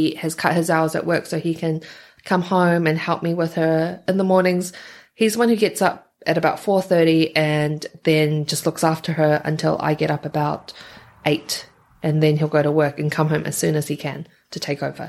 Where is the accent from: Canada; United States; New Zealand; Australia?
New Zealand; also born or lived in Taiwan; I grew up in New Zealand